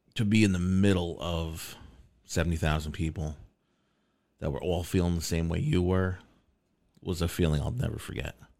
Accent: New York, United States; being a New Yorker

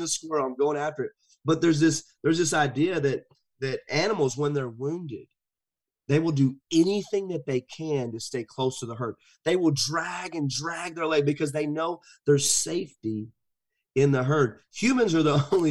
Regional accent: the South, United States; I grew up in the South.

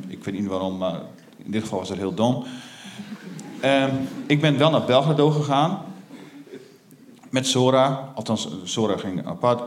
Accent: Stadskanaal, Groningen, Netherlands; moved away as an adult; now in Groningen, Netherlands; Ik ben opgegroeid in de Veenkoloniën

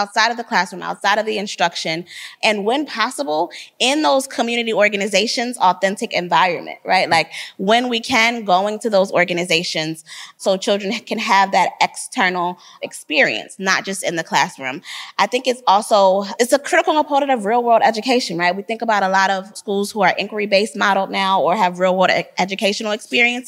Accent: Philadelphia, Pennsylvania, United States; now in Atlanta, United States; I am originally from Philadelphia, so I'm a native Philadelphian. I currently live in Atlanta.

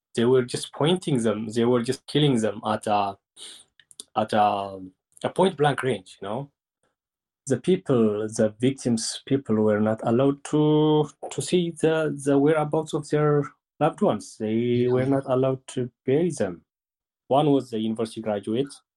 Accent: Mahabharadegwa, Tigray, Ethiopia; I am born and raised in Mahabharadegwa

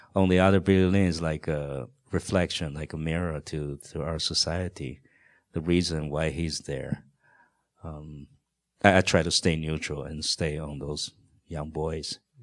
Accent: Taiwan; English is a second language; moved away; I grew up in Taiwan in a very protected kind of a atmosphere

